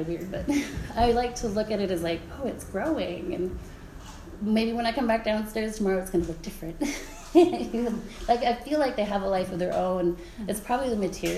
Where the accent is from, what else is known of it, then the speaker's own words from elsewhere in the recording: Fort Yukon, Alaska, United States; now in Fairbanks, United States; I am from Fort Yukon, I'm Gwich'in